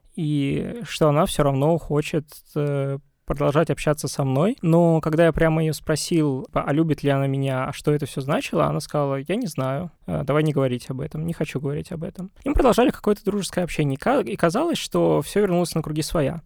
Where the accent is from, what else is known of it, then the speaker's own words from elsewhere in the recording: Russia; я русский, я россиянин